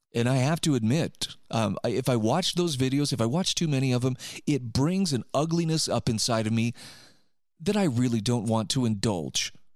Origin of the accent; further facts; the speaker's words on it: Utah, United States; My home state of Utah